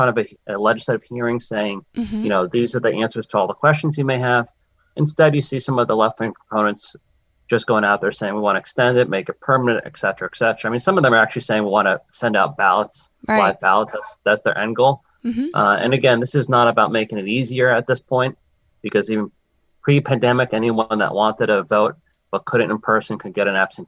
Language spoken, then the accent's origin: English; New Jersey, United States; moved away as an adult; also born or lived in Washington, D.C.; now in Massachusetts, United States; I'm from New Jersey originally